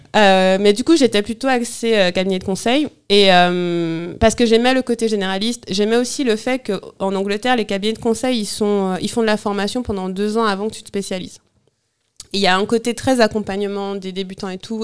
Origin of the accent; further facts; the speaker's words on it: Bouillante, Guadeloupe; moved away; also born or lived in London / Paris; je suis née à Bouillante, en Guadeloupe